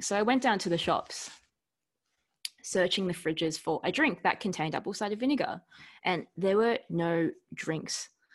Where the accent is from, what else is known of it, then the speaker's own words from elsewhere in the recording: Melbourne, Victoria, Australia; we grew up in Carlton